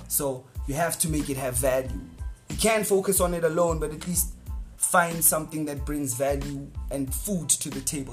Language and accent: English; South Africa; English is a second language; also born or lived in Johannesburg; I'm, I'm from Boch, so Boch is such a warm place.